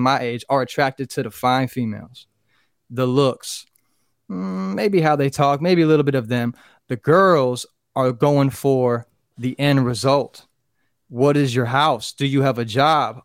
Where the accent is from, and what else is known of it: Fort Pierce, Florida, United States; born or raised there